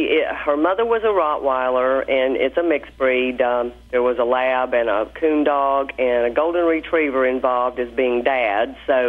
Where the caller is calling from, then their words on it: Abingdon, Virginia, United States; From Abingdon, Virginia.